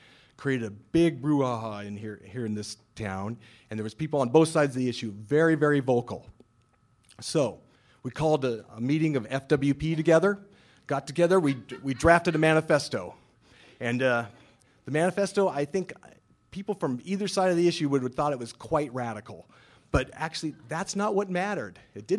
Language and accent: English; Scotland, United Kingdom; So, being Scottish, which is important because you know the Scots invented the game of curling.